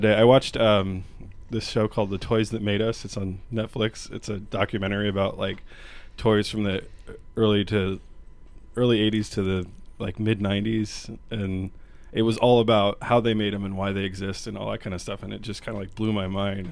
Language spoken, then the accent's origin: English; Portland, Oregon, United States; moved away as an adult; now in Spokane, United States; I'm from Portland originally